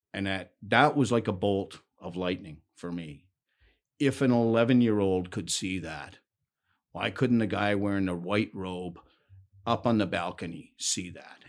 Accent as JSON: {"language": "English", "town": "Ancaster", "region": "Ontario", "country": "Canada", "tie": "born or raised there", "also_born_or_lived": "Hamilton, Ontario", "said": "I was born in Hamilton, but when I was young, my parents moved up to Ancaster"}